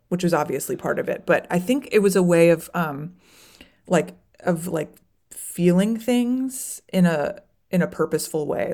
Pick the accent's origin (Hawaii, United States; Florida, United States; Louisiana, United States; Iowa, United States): Florida, United States; now in Chicago, United States; I moved to Chicago, but I grew up in Florida